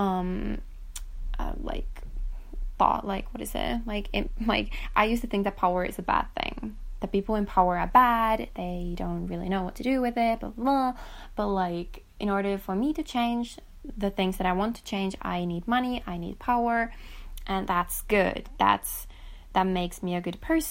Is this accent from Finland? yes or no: yes; Finland; my home country, for example, in Finland